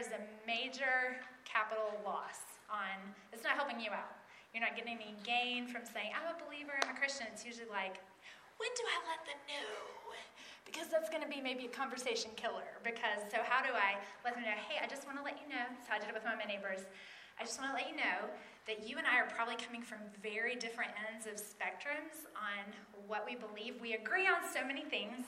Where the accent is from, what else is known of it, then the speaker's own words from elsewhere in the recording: East Tennessee, United States; moved away as an adult; now in Minneapolis, United States; I do live in Minneapolis right now. I'm a Minnesotan, but I grew up in East Tennessee